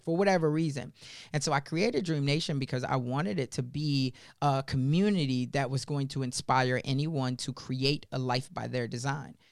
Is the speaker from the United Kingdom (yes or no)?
no; Chicago, Illinois, United States; when I was first growing up in Chicago, when I was eight years old